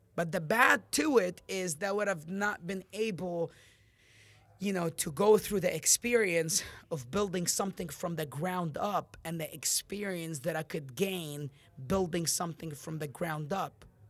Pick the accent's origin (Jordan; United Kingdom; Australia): Jordan; Amman, Amman Governorate; now in United States; when I left my country, I'm from Jordan, Amman, and I moved to America on August two thousand ten.